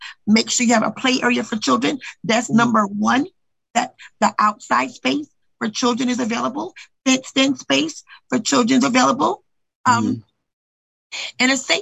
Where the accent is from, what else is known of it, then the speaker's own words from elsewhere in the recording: United States; also born or lived in Brooklyn, New York; a kid that grew up here and knew what it was. Because I knew what it was. I came from Brooklyn, and I came here when I was 5 at 99 on Garden, one block over.